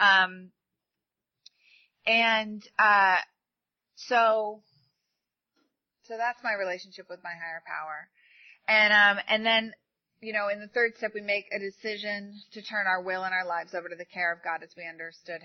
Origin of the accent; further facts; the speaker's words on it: New York, United States; moved away; I'm from New York.